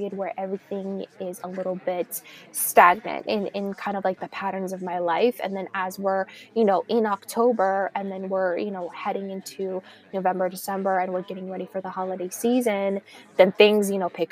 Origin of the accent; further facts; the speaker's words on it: California, United States; also born or lived in Miami, Florida; now in New York City, United States; Growing up in California and also living in Florida for some time, it was always sunshine.